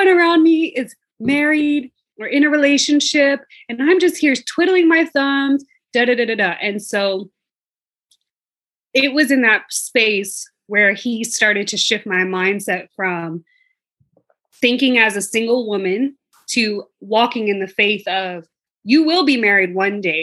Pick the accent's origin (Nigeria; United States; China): United States; Atlanta, Georgia; moved away as an adult; now in Bermuda; I'm from Atlanta, living in Bermuda.